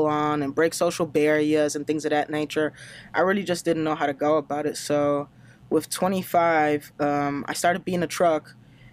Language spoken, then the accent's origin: English; Germany; English is a second language; moved away as an adult; now in United States; I grew up in Germany, so I'm German, even though it doesn't look like it and doesn't sound like it